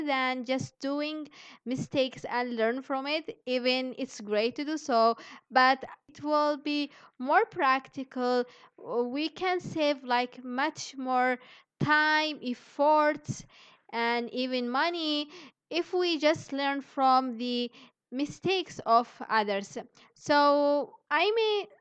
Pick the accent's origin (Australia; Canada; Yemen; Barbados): Yemen; moved away as an adult; also born or lived in Indonesia; I'm from Yemen